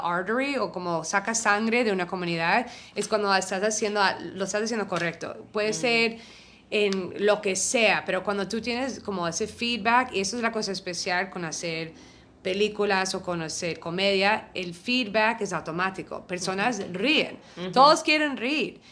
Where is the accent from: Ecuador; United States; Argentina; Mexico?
United States; New York; yo soy neoyorquina